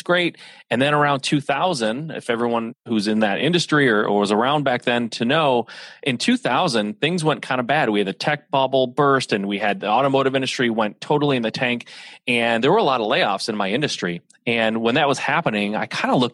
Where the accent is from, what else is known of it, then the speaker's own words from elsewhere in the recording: Michigan, United States; I'm a Midwest guy, born and raised in Michigan